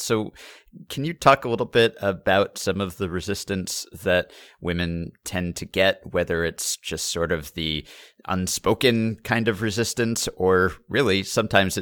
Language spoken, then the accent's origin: English; New York, United States; I grew up in New York